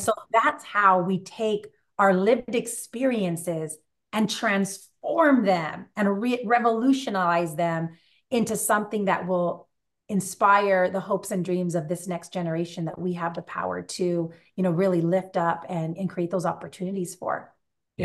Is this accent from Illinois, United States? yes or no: no; California, United States; I was born out here in, in California